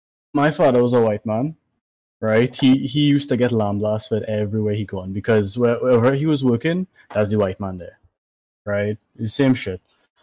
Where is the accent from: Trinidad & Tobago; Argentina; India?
Trinidad & Tobago; accent: Trini; moved away; I have a Trini accent.